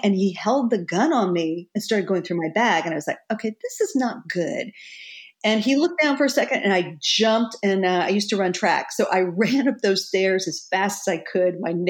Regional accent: Texas, United States; now in New York, United States; I was so Bambi-like when I moved to New York from Texas. And, you know, I had that sort of Texas friendliness about me.

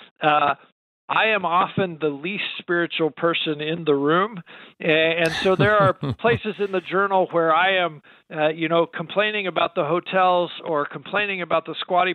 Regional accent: United States; I'm an American Christian

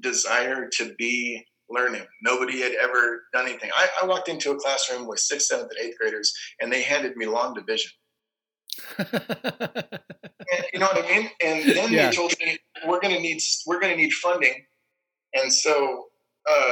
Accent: Oregon, United States; also born or lived in Florida; I'm from Oregon. It's not super diverse here.

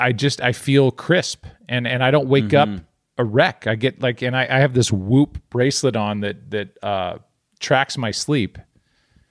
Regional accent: United States; as an American

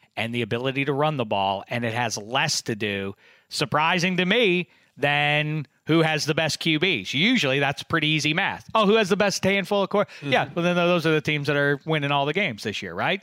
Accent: Pittsburgh, Pennsylvania, United States; my hometown

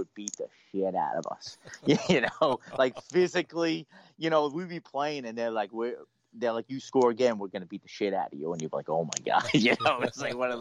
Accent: Massapequa, New York, United States; I grew up in Massapequa, still living in Massapequa

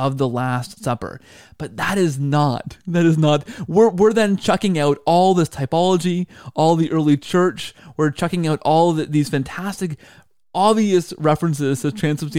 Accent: Canada; as a Canadian

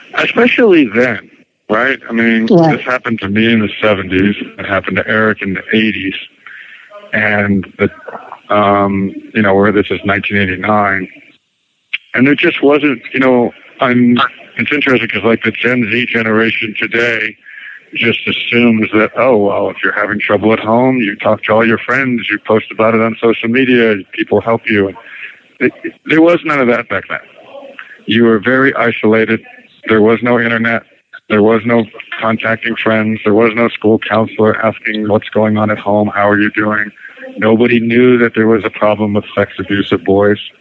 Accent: Princeton, New Jersey, United States; moved away as an adult; it was kind of my hometown too, Princeton. So that's where I went to high school

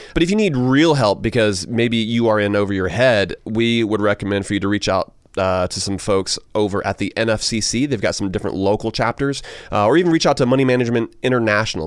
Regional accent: Augusta, Georgia, United States; moved away; Augusta, Georgia, my uh, my hometown

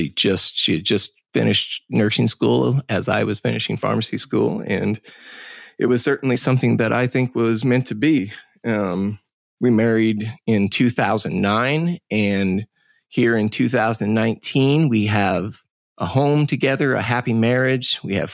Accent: Crawford County, Missouri, United States; I was born and raised in Crawford County, Missouri. My parents owned and ran the local sale barn. My dad ran the sale barn in Cuba, Missouri

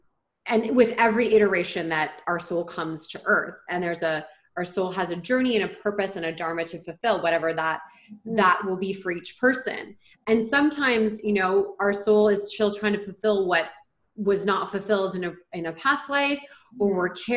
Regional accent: Ontario, Canada; I'm from Ontario

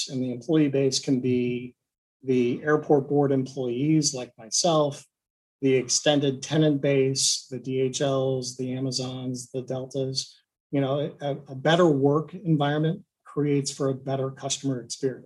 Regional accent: Cincinnati, Ohio, United States; I grew up in Cincinnati.

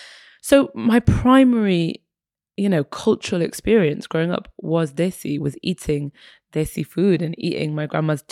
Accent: England, United Kingdom; also born or lived in Egypt; So I was born in Egypt, half Egyptian, half Irish. My mother's Irish. My father is Egyptian. And then we moved to England when I was a baby. My parents split up and I came to England when I was about four.

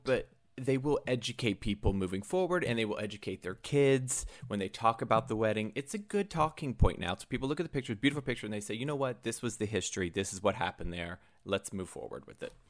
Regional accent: the South, United States; I grew up in the South

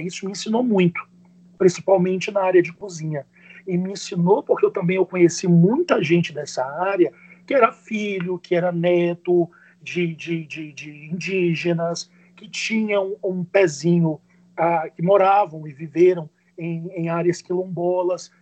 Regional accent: São Luís, Maranhão, Brazil; Eu sou nascido e criado em São Luís do Maranhão

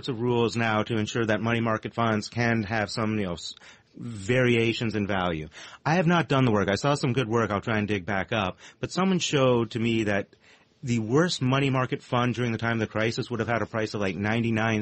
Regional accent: Canada; now in United States; as a Canadian

